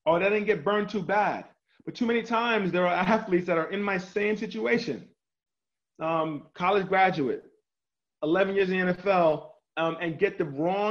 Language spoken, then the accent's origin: English; New York City, New York, United States; moved away as an adult; also born or lived in Indiana / Miami / Chicago; I was born and raised in New York City